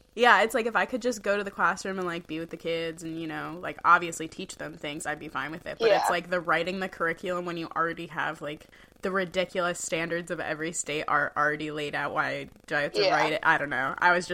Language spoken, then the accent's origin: English; Fryeburg, Maine, United States; I'm from Freiburg, which is like next to North Conway, so I totally like same childhood experience.